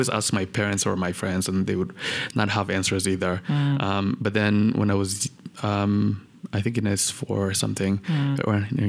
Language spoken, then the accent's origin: English; Rwanda; also born or lived in Kampala, Uganda; I was born in Uganda, like most Rwandans, you know, my parents had fled. And I was there in Kampala for about 5 years